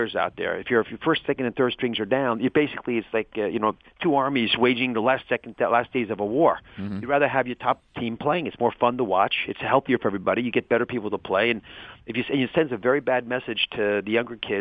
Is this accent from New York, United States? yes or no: no; Cleveland, Ohio, United States; I was born in Cleveland